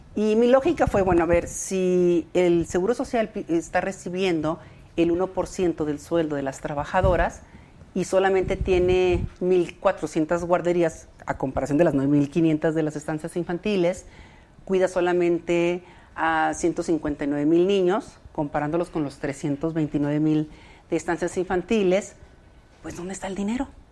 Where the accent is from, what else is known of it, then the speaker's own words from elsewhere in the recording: Ciudad Juárez, Chihuahua, Mexico; moved away as an adult; now in Mexico City, Mexico; yo soy de Ciudad Juárez